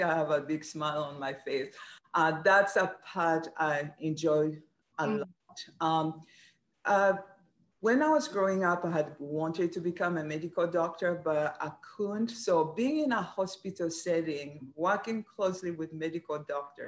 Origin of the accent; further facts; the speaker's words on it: Rwanda; moved away as an adult; also born or lived in Kenya / New Hampshire; now in Maryland, United States; I'm originally from Rwanda, Africa. So I studied my undergraduate there